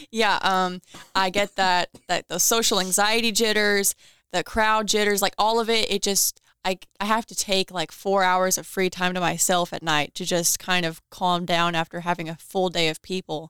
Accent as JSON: {"language": "English", "town": "Owensboro", "region": "Kentucky", "country": "United States", "said": "from here"}